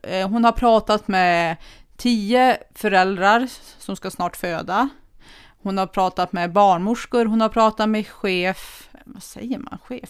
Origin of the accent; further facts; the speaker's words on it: Kramfors, Västernorrland County, Sweden; moved away as an adult; now in Sollefteå, Sweden; Jag har ju största delen av mitt liv levt i Kramfors